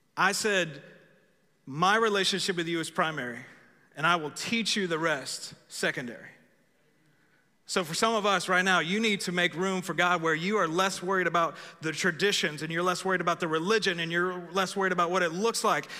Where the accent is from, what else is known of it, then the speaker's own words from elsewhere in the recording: Texas, United States; I am American after all. Some of y'all thought I was Texan. Actually, I'm American first